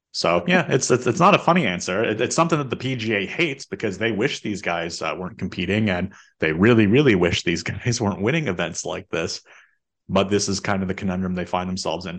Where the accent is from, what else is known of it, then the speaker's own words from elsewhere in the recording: Canada; as a Canadian